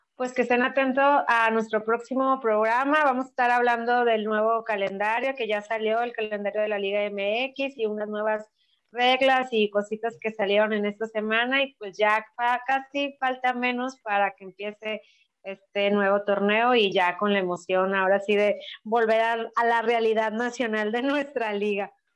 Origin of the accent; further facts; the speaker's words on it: Mexico; como cultura mexicana